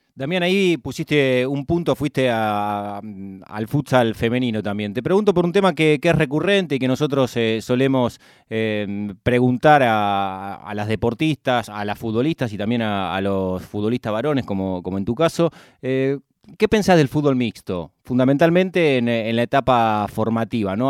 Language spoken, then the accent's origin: Spanish; Argentina; compartí mi infancia en el Club Bristol